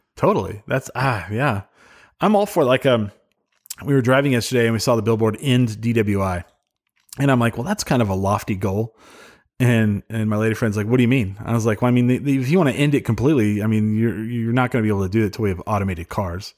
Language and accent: English; Clovis, New Mexico, United States; grew up in Clovis, so my parents, uh, so, um, they moved to Cloudcroft, New Mexico, and sold the house in Clovis